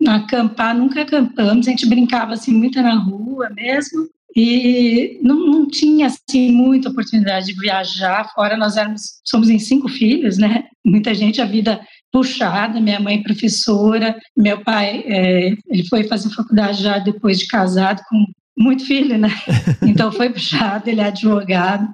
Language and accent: Portuguese; São Paulo, Brazil; also born or lived in Limeira; Eu sou paulistana, da Zona Norte. Nasci, cresci na Casa Verde